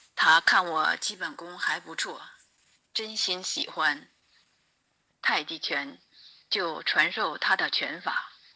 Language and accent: Chinese; Jinzhou, Liaoning, China; 我来自辽宁锦州